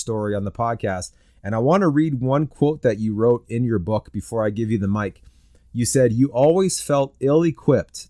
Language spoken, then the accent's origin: English; Canada; I'm a Canadian